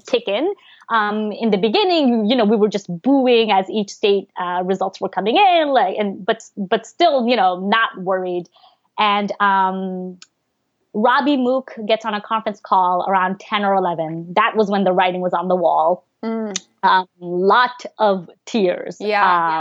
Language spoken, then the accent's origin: English; New York City, New York, United States; English is a second language; also born or lived in Bangladesh; the aunt um, that I grew up with in New York